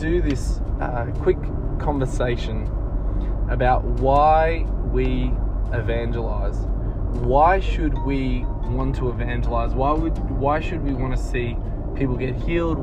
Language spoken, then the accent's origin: English; Melbourne, Victoria, Australia; my hometown of Melbourne